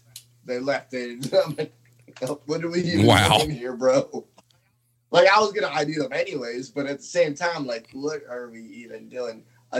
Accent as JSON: {"language": "English", "town": "Tempe", "region": "Arizona", "country": "United States", "tie": "born or raised there", "moved": "as an adult", "lives_now": "Oklahoma, United States", "said": "I grew up in Tempe, went to, you know, Tempe High School, and then obviously graduated there"}